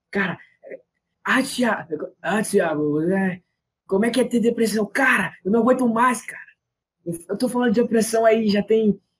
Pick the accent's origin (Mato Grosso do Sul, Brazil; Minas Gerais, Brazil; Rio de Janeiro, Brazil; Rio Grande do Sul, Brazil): Minas Gerais, Brazil; eu, eu, sou lá de Legal. Minas, sabe?